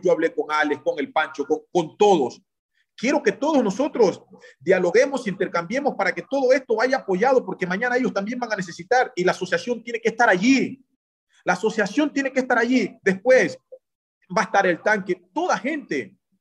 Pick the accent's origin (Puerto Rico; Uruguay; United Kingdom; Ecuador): Ecuador; nuestro conocimiento como ecuatorianos